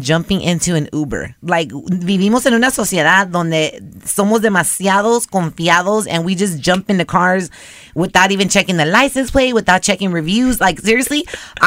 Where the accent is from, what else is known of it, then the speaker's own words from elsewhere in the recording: Los Angeles, California, United States; I'm an LA girl, so I'm used to being around Mexicans